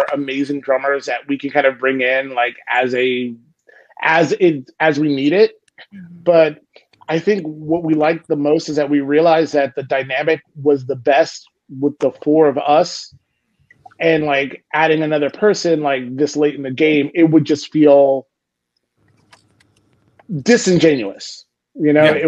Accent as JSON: {"language": "English", "town": "Houston", "region": "Texas", "country": "United States", "said": "we're from Houston"}